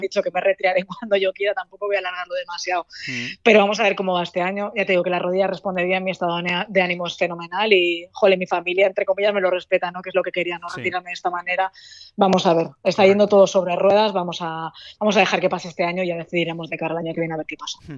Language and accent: Spanish; Valencia, Valencian Community, Spain; moved away as an adult; also born or lived in the island (11 years); soy de Valencia y echo de menos a mi familia, echo de menos mi tierra, tengo mi casa allí